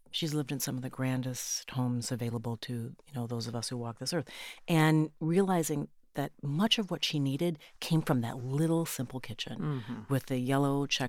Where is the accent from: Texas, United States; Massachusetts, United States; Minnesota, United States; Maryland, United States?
Minnesota, United States; because I come from Minnesota